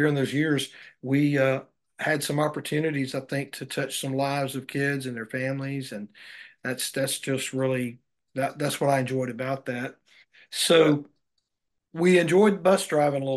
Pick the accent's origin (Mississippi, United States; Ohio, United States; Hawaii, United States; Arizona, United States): Mississippi, United States; I grew up Baptist in the Mississippi area